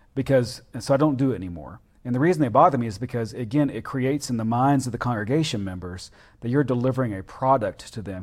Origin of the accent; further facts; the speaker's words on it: the South, United States; being a Southerner